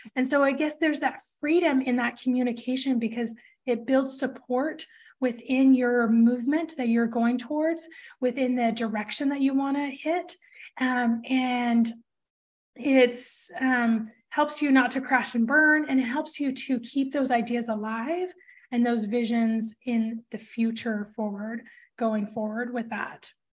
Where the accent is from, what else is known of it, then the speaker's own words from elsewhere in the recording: Portland, Oregon, United States; I'm from Portland